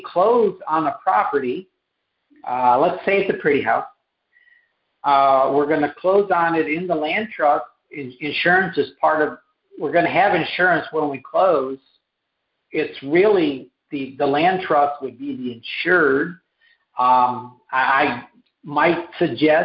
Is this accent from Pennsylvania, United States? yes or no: no; Rochester, New York, United States; I grew up in, I'm not New Jersey, but Western New York in the Rochester area